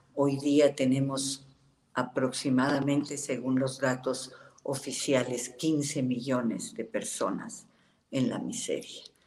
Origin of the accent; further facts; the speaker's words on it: Mexico; somos los mexicanos